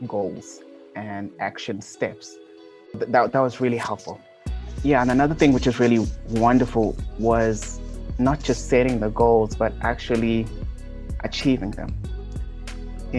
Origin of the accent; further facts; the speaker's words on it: Gwanda, Matabeleland South, Zimbabwe; moved away as an adult; also born or lived in South Africa; I was born in Zimbabwe in Africa in a small little town called Gwanda. I lived there all my life.